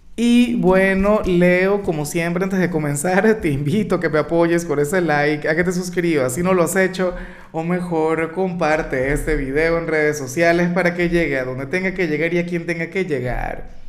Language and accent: Spanish; Venezuela; como muchos venezolanos, los amigos se fueron del país, los amigos emigraron